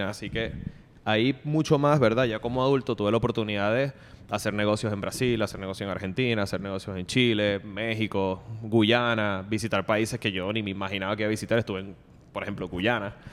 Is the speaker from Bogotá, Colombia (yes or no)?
yes; Bogotá, Colombia; ah, mala mía, mala mía, que vengo de Bogotá, que era un poquito más formal